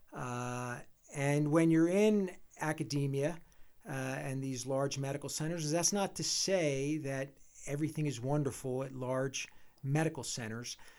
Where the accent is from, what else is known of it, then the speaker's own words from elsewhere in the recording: Philadelphia, Pennsylvania, United States; moved away as an adult; also born or lived in Michigan; now in Jackson Hole, United States; We're both from Philadelphia area originally